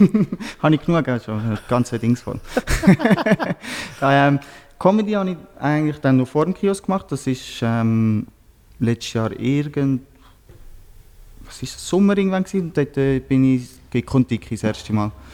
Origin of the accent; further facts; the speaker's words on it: Switzerland; bei uns in Einzel, wo ich äh, herkomme